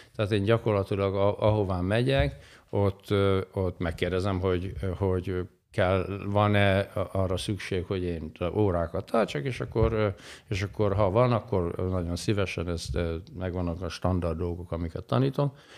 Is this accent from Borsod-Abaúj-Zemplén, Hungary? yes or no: yes; Kazincbarcika, Borsod-Abaúj-Zemplén, Hungary; Én valahol Borsodban nőttem fel, Kazinc Barcikán, Felső Barcikán